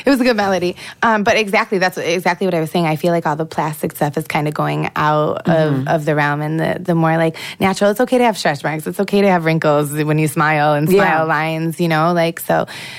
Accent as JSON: {"language": "English", "town": "Rochester", "region": "New York", "country": "United States", "tie": "born or raised there", "said": "I grew up in Rochester, New York, but I went to 16 different schools like throughout my life."}